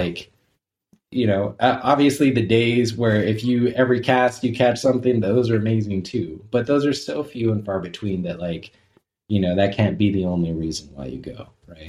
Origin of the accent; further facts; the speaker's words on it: Southern California, United States; I grew up in Southern California